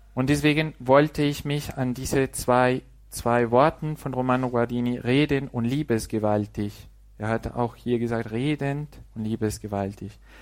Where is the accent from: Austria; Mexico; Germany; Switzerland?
Mexico; German is a second language; moved away; dass ich auch als Mexikaner Deutsch sprechen kann. Ein bisschen, ne? also mit Fehlern